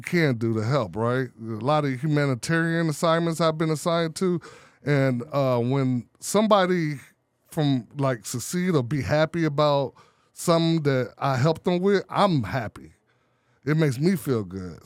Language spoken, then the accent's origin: English; Chicago, Illinois, United States; I'm from Chicago, the poor part of the city